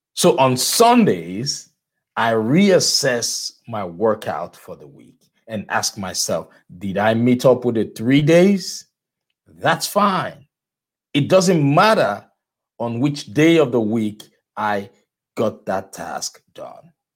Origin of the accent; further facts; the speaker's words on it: Nigeria; moved away; I am from, I am originally from Nigeria